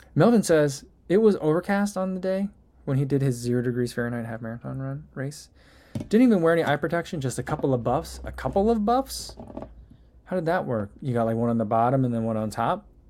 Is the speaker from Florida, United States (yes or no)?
no; New Jersey, United States; also born or lived in Saint Louis; now in Chicago, United States; I'm originally from New Jersey. Then I lived in Saint Louis for a while. And now I live in Chicago.